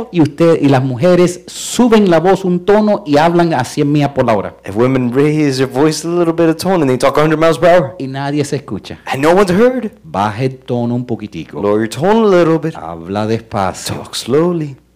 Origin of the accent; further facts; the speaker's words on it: Cuba; Porque como soy cubano, a mí lo que me dice